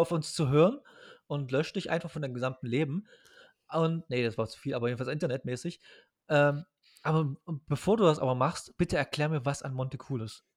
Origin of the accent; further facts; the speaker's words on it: East Germany, Germany; Als Ostdeutscher